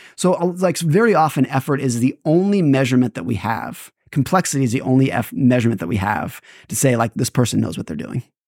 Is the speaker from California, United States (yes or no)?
yes; California, United States; I grew up in California